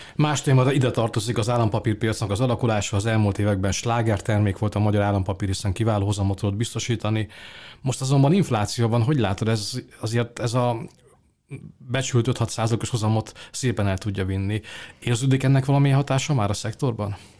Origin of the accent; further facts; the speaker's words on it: Hungary; mi magyarok